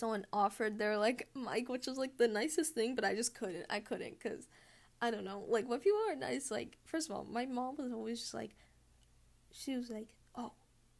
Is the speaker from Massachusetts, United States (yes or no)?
yes; Massachusetts, United States; I'm from North America, specifically the USA, specifically Massachusetts